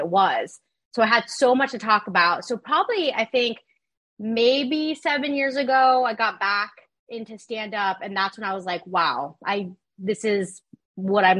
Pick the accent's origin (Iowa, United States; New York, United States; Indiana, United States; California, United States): California, United States; Ontario; also born or lived in Rancho Cucamonga, California; now in West Hollywood, United States; I grew up in Ontario, California, and then the IE. So then later on, like Ranch Cucamonga with my family